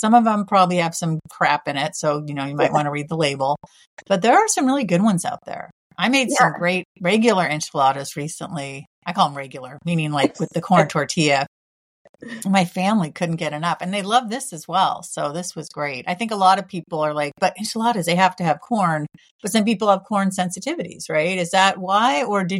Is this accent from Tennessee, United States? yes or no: no; California, United States; I've loved Mexican food my whole life, but I grew up in California.